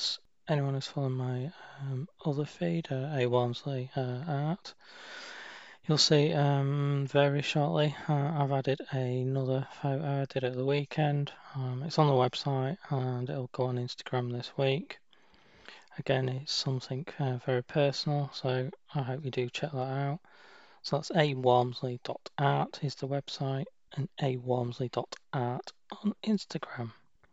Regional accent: United Kingdom; moved away; my home country, the UK

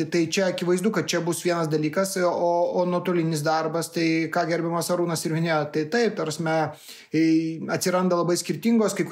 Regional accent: Lithuania; mes lietuviai žinome, kad lasda turi visą laiką du galus.

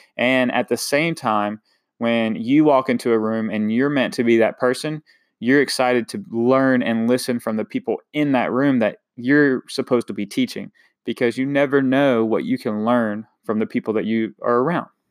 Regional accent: Eastern North Carolina, United States; coming from a small town, Eastern North Carolina, um, I definitely love my hometown

